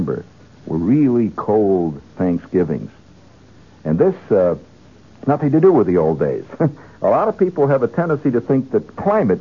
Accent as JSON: {"language": "English", "region": "Indiana", "country": "United States", "tie": "born or raised there", "said": "when I was a kid, and I grew up in Indiana"}